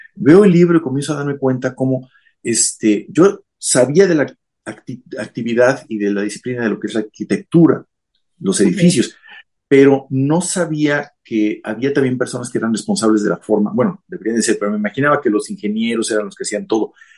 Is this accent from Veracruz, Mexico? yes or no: no; Mexico City, Mexico; moved away as an adult; now in Japan; Yo nací en la Ciudad de México, este, yo soy de allá, este, y eh, durante mi juventud, toda la vida estuve, este, todo el tiempo de mi juventud estuve en la Ciudad de México.